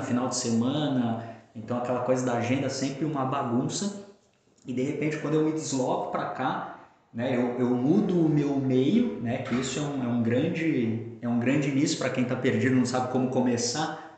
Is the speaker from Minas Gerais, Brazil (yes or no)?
no; São Paulo, Brazil; moved away as an adult; now in Balneário Camboriú, Brazil; eu sou natural de São Paulo, então vivi na capital praticamente a minha grande parte da minha vida ali até os 20 quatro anos, 25 anos antes de me mudar para Balneário Camboriú